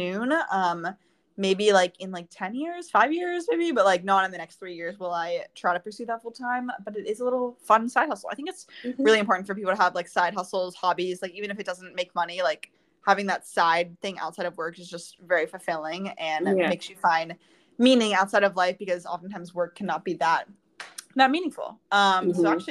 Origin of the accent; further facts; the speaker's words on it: Pittsburgh, Pennsylvania, United States; moved away as an adult; also born or lived in St. Louis; I grew up in Pittsburgh, and then I moved to St. Louis for college